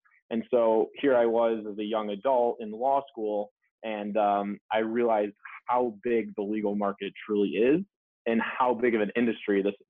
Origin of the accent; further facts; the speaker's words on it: Buffalo, New York, United States; moved away as an adult; also born or lived in Virginia / Miami, Florida; now in Delray Beach, United States; I grew up outside of Buffalo, New York, actually. So cold winters up there.